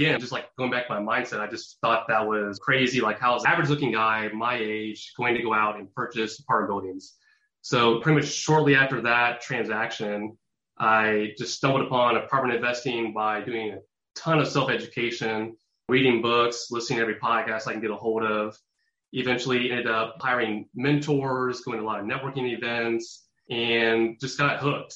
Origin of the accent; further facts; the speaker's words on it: Indianapolis, Indiana, United States; born and raised in Indianapolis, Indiana